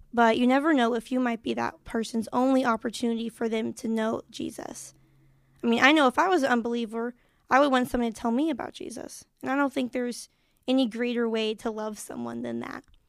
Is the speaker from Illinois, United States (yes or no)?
yes; Marion, Illinois, United States; I'm from Marion, Illinois